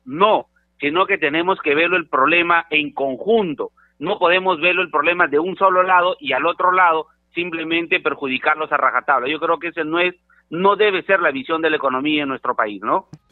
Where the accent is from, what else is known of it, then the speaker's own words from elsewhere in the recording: Peru; nosotros como peruanos